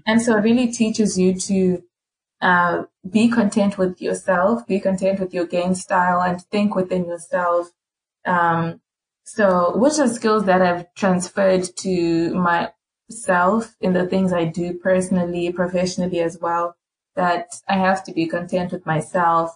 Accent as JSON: {"language": "English", "region": "Harare", "country": "Zimbabwe", "moved": "as an adult", "lives_now": "Louisiana, United States", "said": "I'm also from Zim, from Harare, came here to the States."}